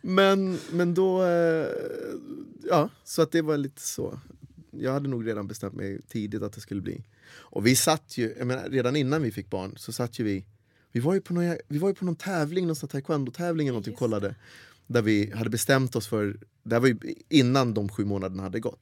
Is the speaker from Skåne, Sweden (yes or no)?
yes; Helsingborg, Skåne, Sweden; accent: Scanian; moved away as an adult; also born or lived in United States; Jag växte upp i Helsingborg, där är ju whiter than white